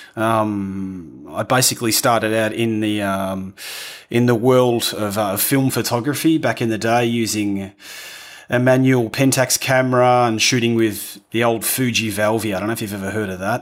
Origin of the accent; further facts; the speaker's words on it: Australia; accent: rough accent; moved away as an adult; also born or lived in London, United Kingdom; now in Italy; was from a little country town in, in Australia